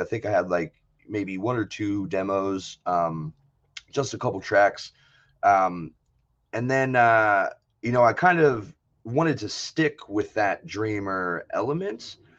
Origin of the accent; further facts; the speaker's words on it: Brunswick, Maryland, United States; now in Tacoma, United States; I'm originally from the East Coast. So I grew up in, uh, in Maryland